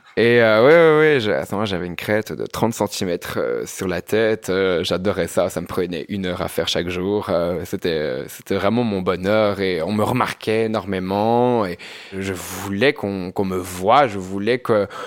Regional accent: Binche, Wallonia, Belgium; moved away as an adult; now in Brussels, Belgium; je viens d'une petite ville. Hein. Je, viens, je viens de Binche.

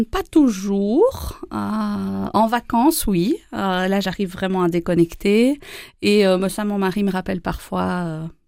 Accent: Wallonia, Belgium; also born or lived in Charleroi, Belgium / Andenne, Belgium; ah, je, suis wallonne. J'ai euh, déménagé euh, beaucoup, beaucoup pendant mon enfance entre Charleroi, les Ardennes, euh, du côté d'Andenne, et je suis née en Ardennes. Et donc j'ai beaucoup voyagé, je suis plutôt wallonne.

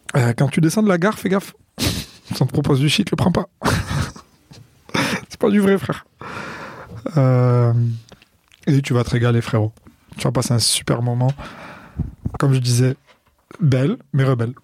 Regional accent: Marseille, Provence-Alpes-Côte d'Azur, France; je suis né à Marseille. Je n'ai pas beaucoup bougé de Marseille

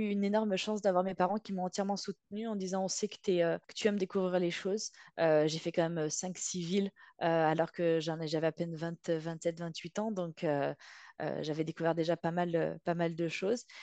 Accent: Marseille, Provence-Alpes-Côte d'Azur, France; born there; also born or lived in Lyon / Nîmes / Bordeaux / Paris; moi je suis, je suis née à Marseille et j'ai fait à peu près toutes les grandes villes de France. Je suis passée par Lyon, Nîmes, Bordeaux et je finissais par Paris.

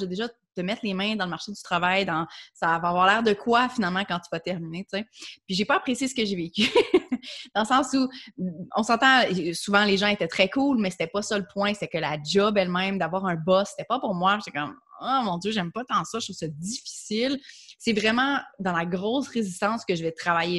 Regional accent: Quebec, Canada; first language French; je suis québécoise, euh, puis c'est ma langue maternelle

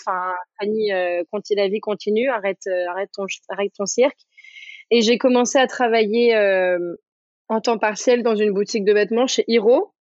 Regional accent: Paris, Île-de-France, France; also born or lived in New York; je viens de Paris

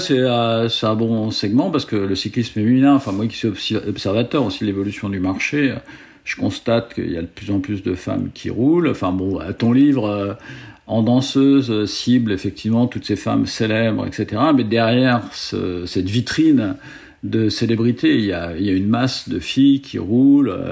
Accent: Paris, Île-de-France, France; moved away as an adult; now in Aix-en-Provence, France; moi, je suis, je suis, je suis parisien. Moi, je, je, suis parisien. À l'origine, euh, j'ai vécu que sur la région parisienne. Euh, euh, écoute, je suis arrivé à Aix-en-Provence

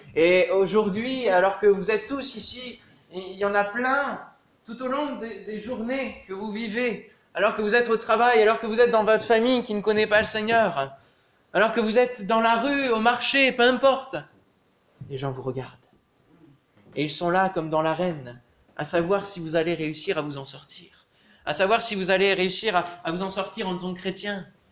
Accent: Normandy, France; dans le village en, Normandie, puisqu'on est normand

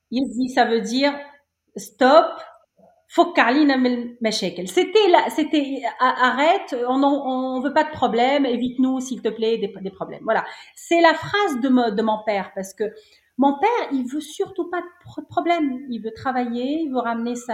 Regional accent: Cité Tahrir, Tunis Governorate, Tunisia; Oui, oui, oui. Je suis née à Cité Tahrir.

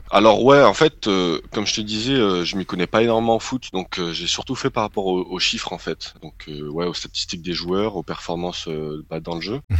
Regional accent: Grenoble, Auvergne-Rhône-Alpes, France; moved away as an adult; now in Paris, France; je suis grenoblois à la base mais j'ai immigré à Paris assez récemment

